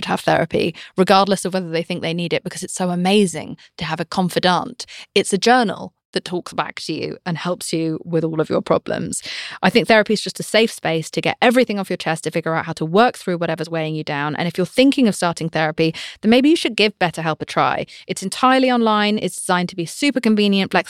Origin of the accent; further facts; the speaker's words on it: United Kingdom; I'm British